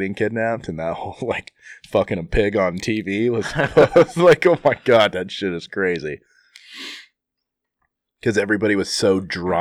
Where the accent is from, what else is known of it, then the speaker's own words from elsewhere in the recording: the North, United States; I'm from the North